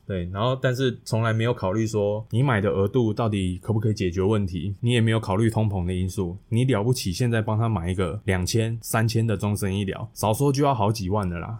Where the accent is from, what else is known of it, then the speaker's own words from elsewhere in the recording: Fenglin, Hualien County, Taiwan; 我们老家是在花莲的凤林镇，就是一个小镇上